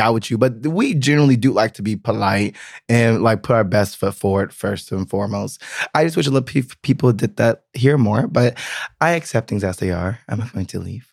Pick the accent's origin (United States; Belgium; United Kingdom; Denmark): United States; now in Berlin, Germany; I'm very American